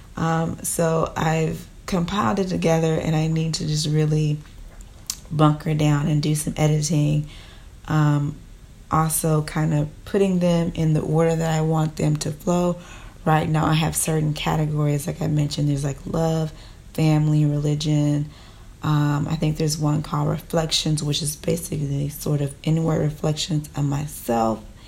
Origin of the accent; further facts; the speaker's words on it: Texas, United States; I'm in Texas, um, because I was born in Texas